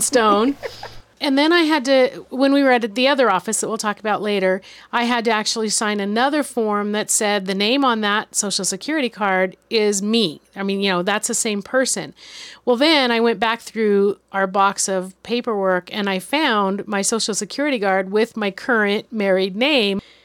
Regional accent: California, United States; moved away as an adult; now in South Dakota, United States; we're from California

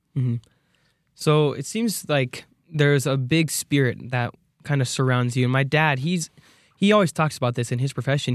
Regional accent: Arizona, United States; moved away as an adult; now in Idaho, United States; I'm from Arizona

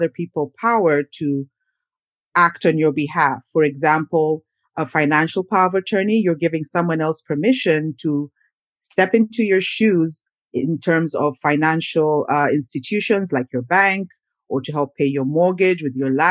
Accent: Uganda; moved away as an adult; also born or lived in Minnesota, United States; now in United States; I'm originally from Uganda, which is a country in East Africa

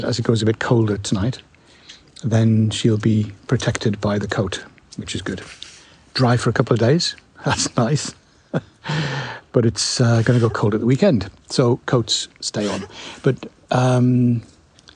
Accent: United Kingdom; I'm a Brit

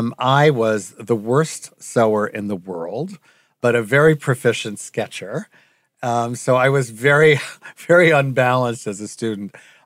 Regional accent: Long Island, New York, United States; Long Island, yep. And I moved in when I was 18.

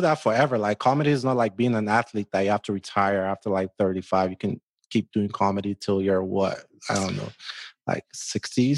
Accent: Nigeria; accent: Nigerian; moved away; growing up in Nigeria

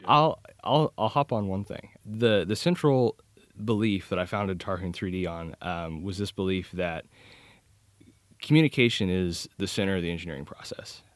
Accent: Kansas, United States; I'm originally from Kansas.

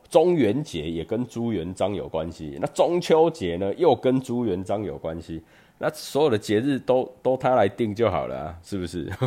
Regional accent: Chiayi, Taiwan; 我小时候在嘉义，我们就是在门口，哦，就在门口就开始烤肉了

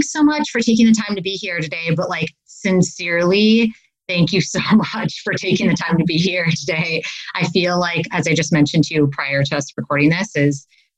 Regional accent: Wisconsin, United States; accent: Midwest; moved away as an adult; now in California, United States; I'm actually originally from Wisconsin.

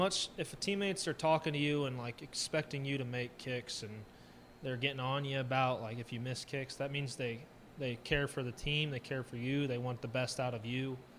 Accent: St. Louis, Missouri, United States; because when the Rams were in St. Louis, I'm from St. Louis, Greg used to help me kick.

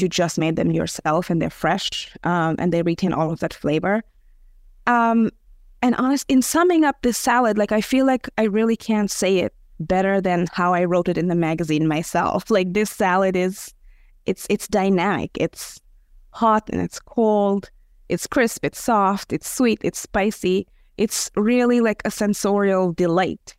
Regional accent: India; I'm, I'm Indian, but my, my husband is Serbian

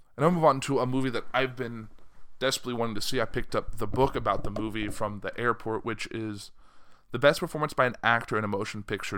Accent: United States; being an American

